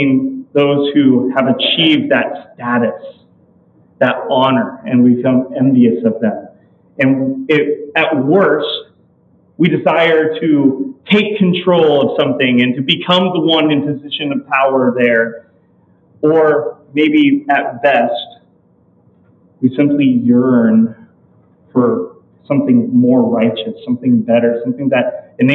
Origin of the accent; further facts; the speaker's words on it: California, United States; Growing up in California